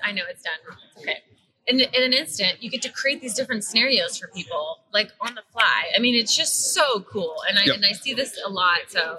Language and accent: English; Texas, United States; I was from Texas since I was 10